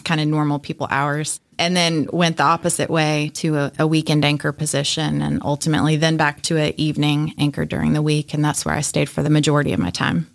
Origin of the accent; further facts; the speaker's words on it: Atlanta, Georgia, United States; growing up in Atlanta